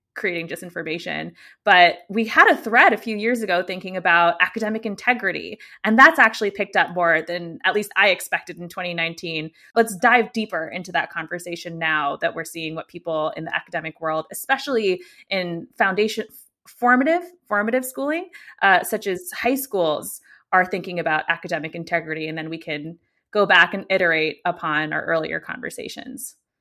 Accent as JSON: {"language": "English", "country": "United States", "tie": "born or raised there", "accent": "American", "said": "I'm obviously American for my accent, and, uh, born and raised here"}